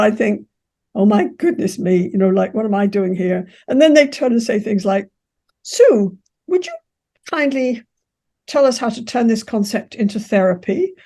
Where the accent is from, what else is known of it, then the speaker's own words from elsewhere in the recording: England, United Kingdom; moved away as an adult; now in Canada; I'm English, so I can be very assertive, but I'm taught to be polite